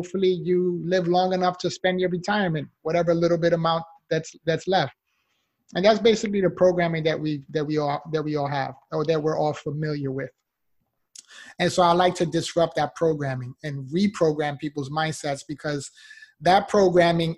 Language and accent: English; New York City, New York, United States; moved away as an adult; now in Florida, United States; I'm originally from the Bronx, New York. So I moved from New York to Florida.